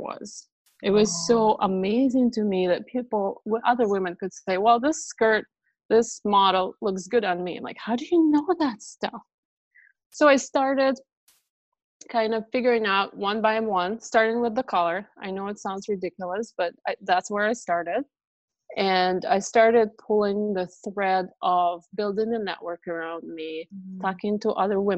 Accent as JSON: {"language": "English", "country": "Russia", "second_language": "English", "moved": "as an adult", "said": "My mom, my sister, and myself, we immigrated from Russia to join the rest of our family"}